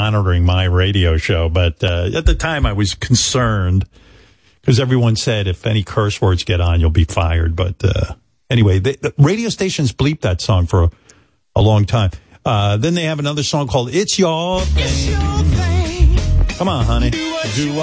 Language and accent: English; Roosevelt, New York, United States; I grew up in Roosevelt